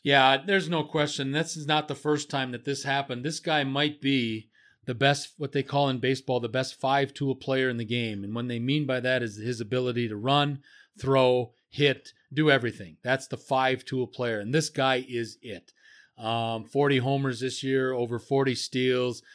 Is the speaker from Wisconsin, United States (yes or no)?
yes; Marshfield, Wisconsin, United States; the town that I was in, that I grew up in, Marshfield, Wisconsin